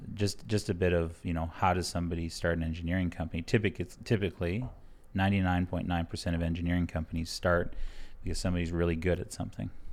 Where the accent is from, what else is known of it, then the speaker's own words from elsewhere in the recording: Blood Tribe, Alberta, Canada; I'm from the Blood Tribe.